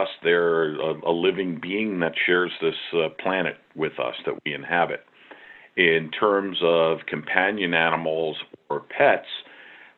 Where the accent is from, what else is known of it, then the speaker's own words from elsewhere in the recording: Long Island, New York, United States; a young boy growing up on Long Island